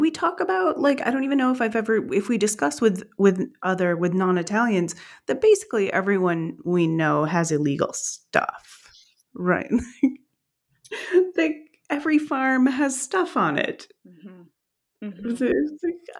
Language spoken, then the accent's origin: English; United States; moved away; also born or lived in Italy; as an American